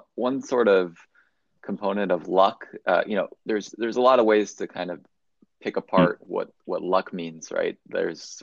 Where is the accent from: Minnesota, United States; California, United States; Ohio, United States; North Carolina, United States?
California, United States; Bay Area; as someone who actually grew up in the Bay Area